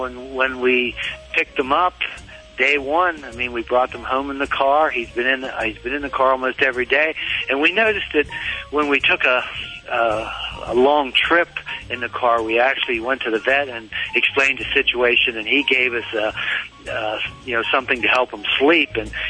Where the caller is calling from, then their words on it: Littlestown, Pennsylvania, United States; Littletown, Pennsylvania, right in the center of the state.